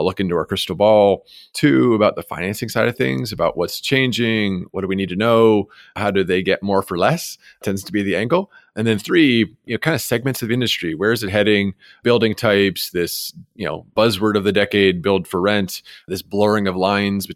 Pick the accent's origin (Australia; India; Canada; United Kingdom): Canada; moved away; I am an immigrant as well. So I'm from Canada.